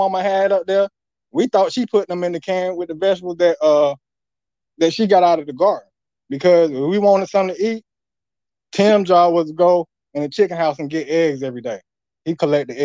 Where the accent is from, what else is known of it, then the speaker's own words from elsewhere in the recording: Greenville, North Carolina, United States; I'm from North Carolina. City called Greenville, on the outskirts